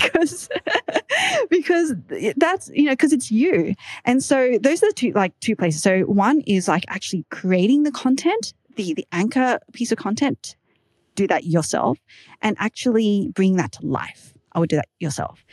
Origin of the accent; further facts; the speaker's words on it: Australia; accent: Aussie; my Aussie accent